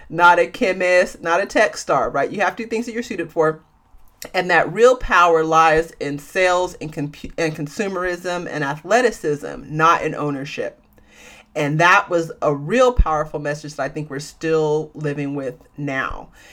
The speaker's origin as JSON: {"language": "English", "area": "San Francisco Bay Area", "region": "California", "country": "United States", "said": "I'm from the San Francisco Bay Area, a small city in the San Francisco Bay Area."}